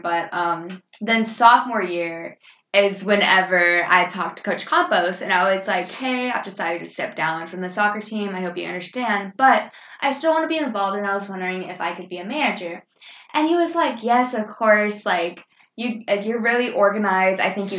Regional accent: Japan; born there; because I was born in Japan on an American military base

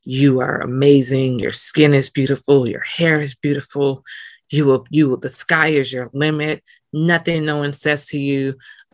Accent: Los Angeles, California, United States; moved away as an adult; also born or lived in Nigeria / Atlanta; growing up in South Central, but me being bused out to school in West

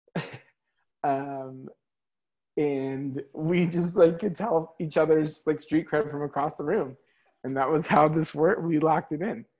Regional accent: California, United States; The OC was filmed in my hometown. You know what I mean? The OC was filmed like at my high school.

